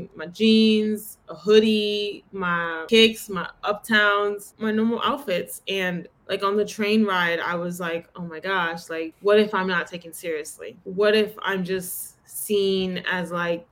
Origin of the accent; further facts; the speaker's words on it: New York City, New York, United States; accent: Bronx accent; I come from that culture. I grew up in the Bronx